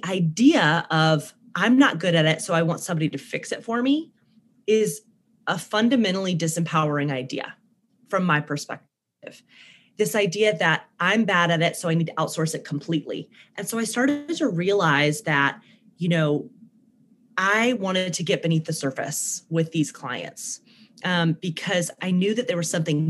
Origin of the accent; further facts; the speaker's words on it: Birmingham, Alabama, United States; accent: southern twang; now in Brooklyn, United States; I am originally from Birmingham, Alabama, which is why you'll hear like a southern twang in my voice sometimes. I live in Brooklyn